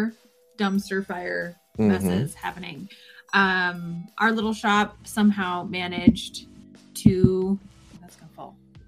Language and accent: English; Alaska, United States; when you're born and raised in Alaska